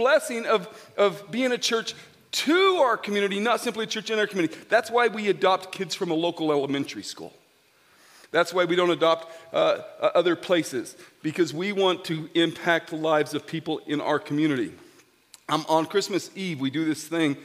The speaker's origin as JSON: {"language": "English", "town": "Grand Junction", "region": "Colorado", "country": "United States", "tie": "born or raised there", "said": "I'm a GJ boy. I grew up in Grand Junction"}